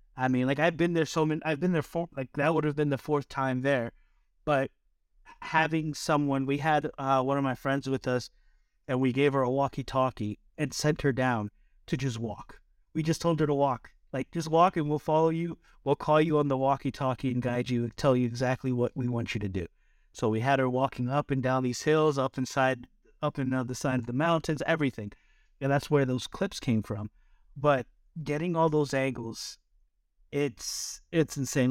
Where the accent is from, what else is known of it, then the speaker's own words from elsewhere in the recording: East Coast, United States; now in California, United States; growing up on the East Coast, we don't have these mountains.